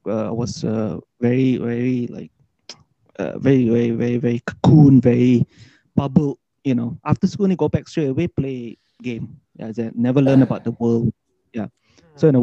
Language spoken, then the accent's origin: English; Ipoh, Perak, Malaysia; moved away; also born or lived in Kuala Lumpur; I was born in Ipoh, like really Chinese